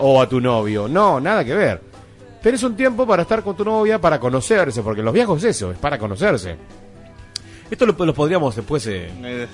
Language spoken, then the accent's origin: Spanish; Argentina; nosotros, como argentinos